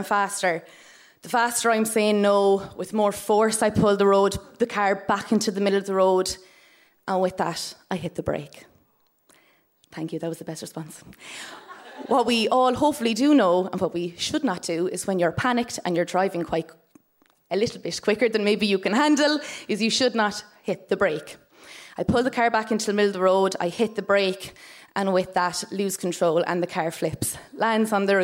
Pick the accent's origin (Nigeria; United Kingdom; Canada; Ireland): Ireland; Tipperary, Munster; I am from Tipperary, and I live in a household with my mum and my dad